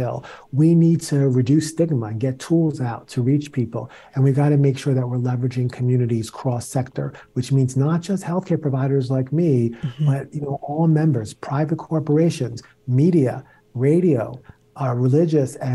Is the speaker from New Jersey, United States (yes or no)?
no; New York City, New York, United States; I grew up in the South Bronx